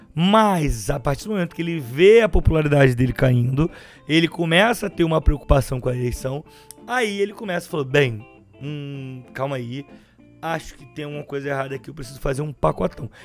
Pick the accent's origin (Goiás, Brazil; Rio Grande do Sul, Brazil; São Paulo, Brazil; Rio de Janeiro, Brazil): Rio de Janeiro, Brazil; Baixada Fluminense; Eu sou da Baixada Fluminense.